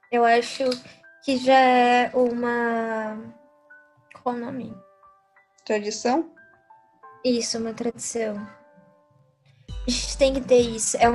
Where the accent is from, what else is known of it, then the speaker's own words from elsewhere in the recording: São Paulo, Brazil; Eu aqui, paulista